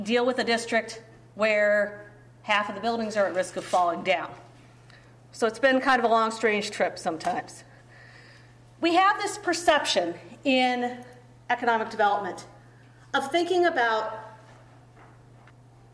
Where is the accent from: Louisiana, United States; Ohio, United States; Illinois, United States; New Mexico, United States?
Ohio, United States; Cleveland; moved away; also born or lived in Green Bay, Wisconsin / Cincinnati, Ohio; I grew up in Cleveland